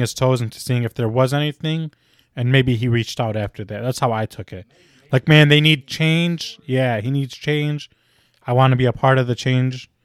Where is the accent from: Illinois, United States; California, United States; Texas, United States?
Illinois, United States; Chicago; we are all from Chicago